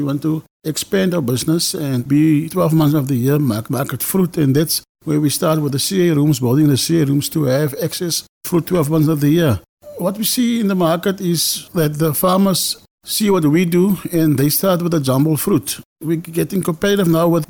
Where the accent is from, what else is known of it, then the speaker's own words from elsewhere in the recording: South Africa; I live in Pinyal, grew up in Pinyal